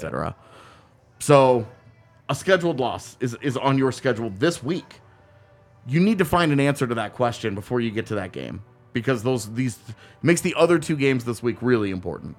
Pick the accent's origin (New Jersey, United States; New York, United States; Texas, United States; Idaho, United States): Texas, United States; now in Colorado, United States; I grew up in Texas